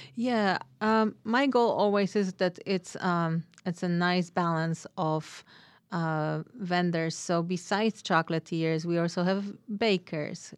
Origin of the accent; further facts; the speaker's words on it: Poland; moved away as an adult; now in Ashland, United States; I am originally from Poland